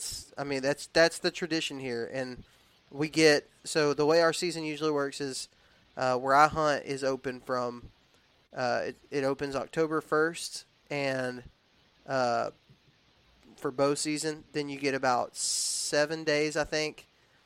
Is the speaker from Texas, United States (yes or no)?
yes; Texas, United States; also born or lived in Alabama; because I was raised in the South. I was raised in Texas and in Alabama